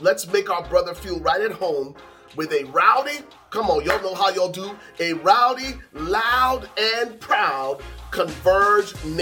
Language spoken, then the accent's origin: English; Liberia; moved away; I'm from the West Side, Liberia